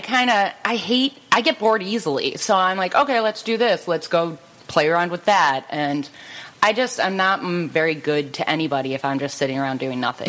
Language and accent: English; Cleveland, Ohio, United States; born and raised in Cleveland